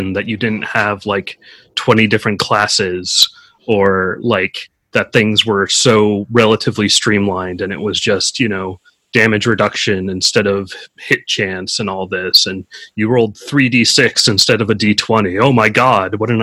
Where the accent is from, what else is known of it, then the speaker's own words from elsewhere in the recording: California, United States; I'm from California